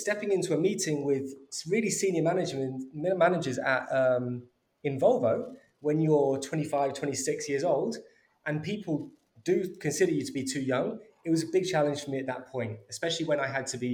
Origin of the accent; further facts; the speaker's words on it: London, United Kingdom; also born or lived in Birmingham; I grew up in North London and went to university in Birmingham.